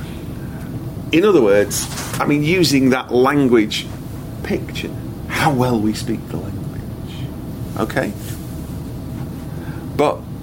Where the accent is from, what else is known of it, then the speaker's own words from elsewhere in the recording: United Kingdom; I am British